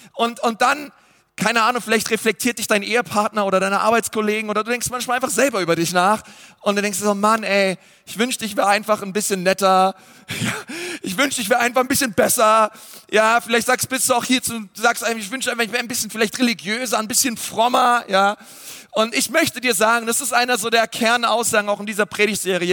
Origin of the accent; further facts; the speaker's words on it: Germany; ich wurde in Deutschland geboren, ich habe deutsche Eltern